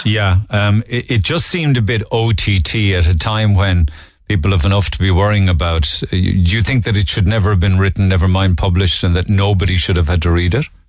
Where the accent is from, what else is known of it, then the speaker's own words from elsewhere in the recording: Ireland; we as Irish people